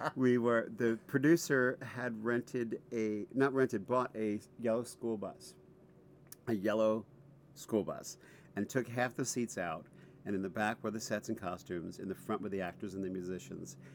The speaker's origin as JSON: {"language": "English", "area": "Rockland County", "region": "New York", "country": "United States", "tie": "born or raised there", "also_born_or_lived": "Bronx, New York City", "said": "I was born in the Bronx, but then I, when I was five, we moved to Rockland County, which is about 20 minutes out of out of New York City"}